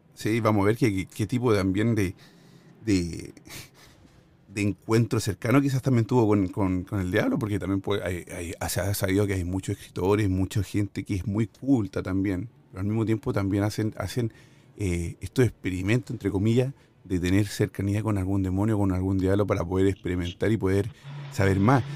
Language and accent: Spanish; near Buin, Santiago Metropolitan Region, Chile; moved away; Buin, Chile, cerca de mi tierra por donde vivía yo